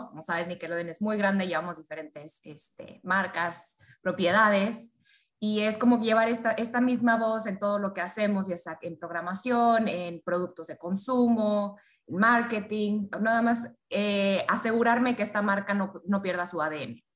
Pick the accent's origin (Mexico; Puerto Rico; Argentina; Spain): Mexico; Yo soy mexicana, trabajo muy de la mano con Cusi